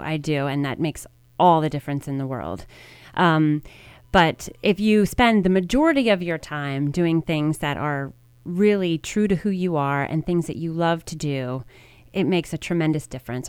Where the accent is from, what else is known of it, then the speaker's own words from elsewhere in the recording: Media, Pennsylvania, United States; also born or lived in Baltimore, Maryland; I grew up in Media, Pennsylvania. I was actually born in Baltimore, Maryland, and I moved to Media when I was in third grade